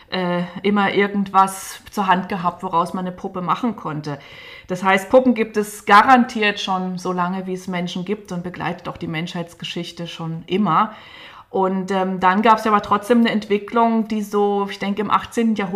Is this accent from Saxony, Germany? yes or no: yes; Dresden, Saxony, Germany; Ich bin ja in Dresden groß geworden, ähm, in der DDR